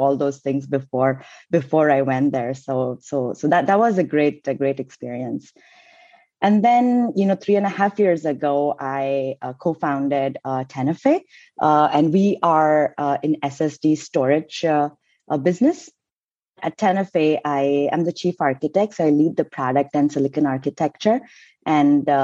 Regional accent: India; moved away as an adult; also born or lived in Cincinnati, Ohio, United States; I came from India to do my master's at University of Cincinnati in Ohio

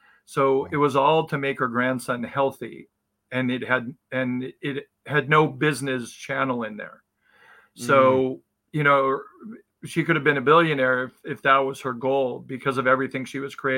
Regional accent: Palm Springs, California, United States; I was born in Southern California and raised in Palm Springs, single parent family

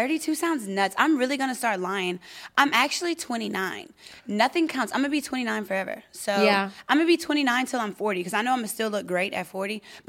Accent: Baton Rouge, Louisiana, United States; moved away; my hometown is Baton Rouge

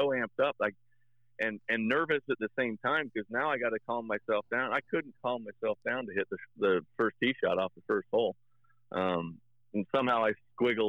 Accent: Marion, Indiana, United States; I grew up in Marion, Indiana, which is like basketball capital of Indiana.

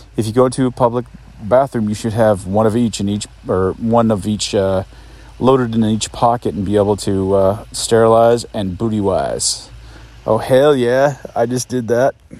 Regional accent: Mount Rainier, Washington, United States; the folks that I grew up with around Mount Rainier

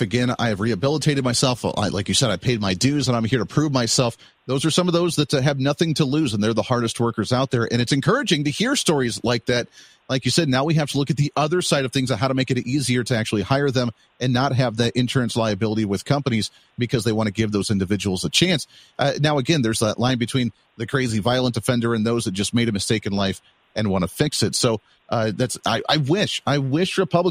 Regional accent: Ohio, United States; moved away; I originally grew up in Ohio

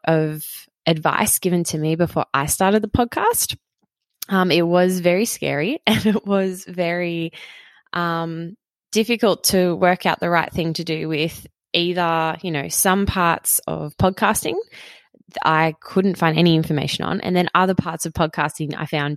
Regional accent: Queanbeyan, New South Wales, Australia; here in my hometown, Queanbeyan, in Australia

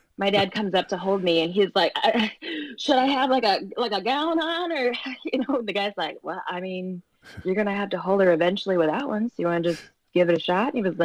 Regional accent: Michigan, United States; also born or lived in Boulder, Colorado; Boulder, Colorado. Yeah, which sounds exotic being from Michigan, like Colorado.

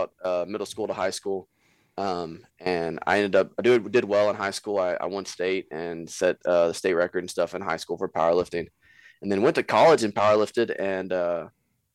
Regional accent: Mound, Texas, United States; also born or lived in Belton, Texas; I'm from Mound, Texas

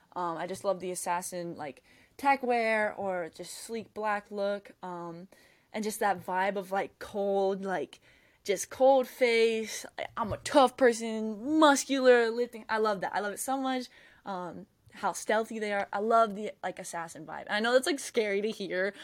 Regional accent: Jacksonville, Florida, United States; I'm from Jacksonville.

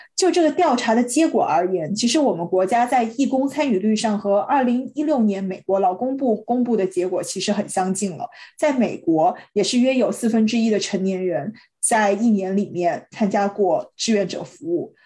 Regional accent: Guizhou, China; moved away; 作为一个贵州人还组织过大学同学到我的家乡来做环保调研和支教活动

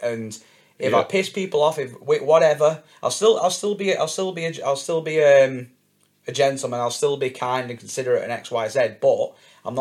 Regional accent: Wigan, North West England, United Kingdom; my hometown of Wigan

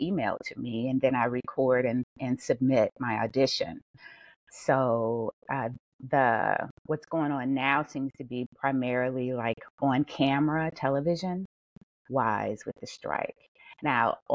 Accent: Louisiana, United States; now in Atlanta, United States; born and raised in Louisiana. I live in Georgia now

